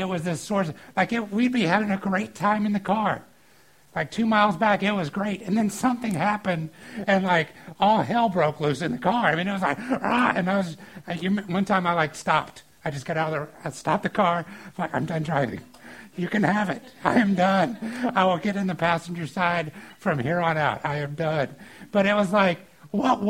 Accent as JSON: {"language": "English", "region": "the South", "country": "United States", "tie": "born or raised there", "said": "Growing up in the South, one of the things sometimes you would watch on TV was professional wrestling."}